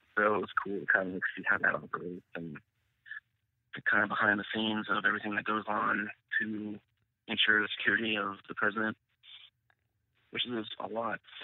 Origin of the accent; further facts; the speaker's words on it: Northern California, United States; I grew up in California, Northern California, so it's you know pretty liberal place.